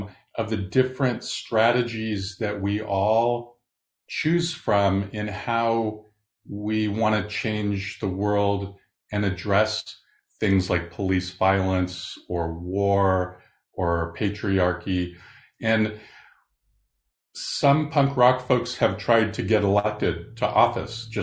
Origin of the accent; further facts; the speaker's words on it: Southern California, United States; growing up in Southern California